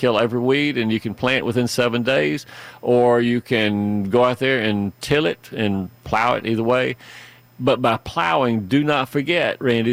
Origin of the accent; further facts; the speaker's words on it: Fayette County, Georgia, United States; I spent all of my formative years until I left for college working in this enormous garden and farm that we were raised on in Fayette County